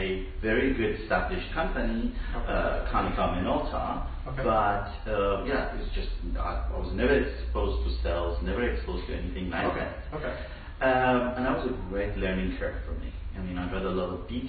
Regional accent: Iran; moved away as an adult; also born or lived in Dubai; now in Toronto, Canada; I left my home country, Iran, when I was just short of 20

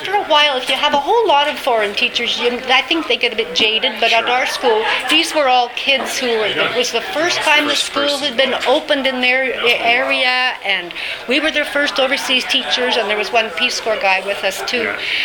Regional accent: Ottawa, Ontario, Canada; moved away as an adult; also born or lived in London, United Kingdom; now in British Columbia, Canada; I was from Ottawa originally, moved to BC

